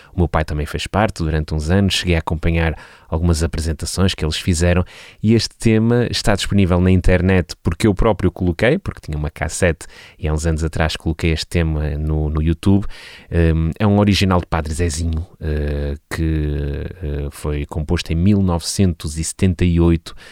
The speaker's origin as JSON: {"language": "Portuguese", "town": "Vila Nova de Gaia", "region": "Norte", "country": "Portugal", "tie": "born or raised there", "said": "nasci numa pequena freguesia no Conselho de Vila Nova de Gaia, freguesia de Avintes"}